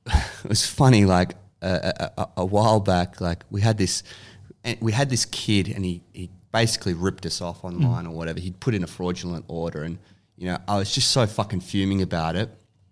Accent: Williamstown, Victoria, Australia; I grew up like kind of Williamstown, Newport area.

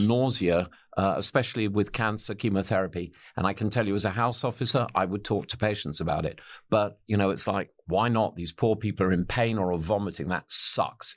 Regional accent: England, United Kingdom; I'm an, I'm an Englishman.

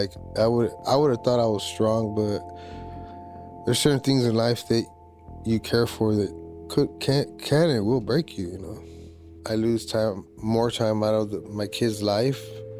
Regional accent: Tucson, Arizona, United States; I'm from Tucson.

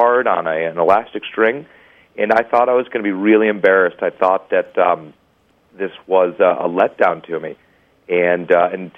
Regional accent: Chicago, Illinois, United States; growing up in Chicago

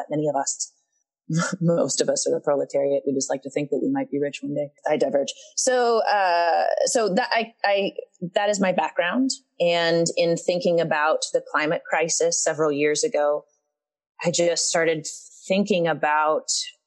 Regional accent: Eastern Kentucky, United States; So I'm from Eastern Kentucky

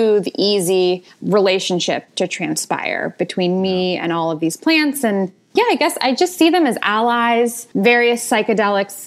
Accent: Marin County, California, United States; I grew up in Marin County, California

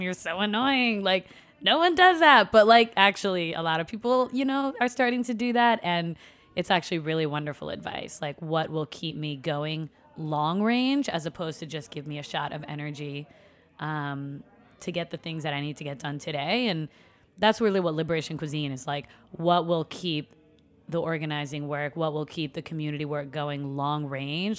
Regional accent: New York City, New York, United States; also born or lived in Puerto Rico; I was born in Brooklyn and, um, grew up predominantly, well, living in Long Island by, out by J F K Airport and then going to school in Brooklyn

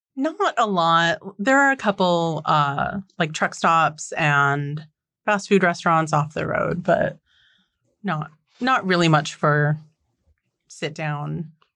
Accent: North Dakota, United States; I am from North Dakota. So you could road trip out here and meet my family

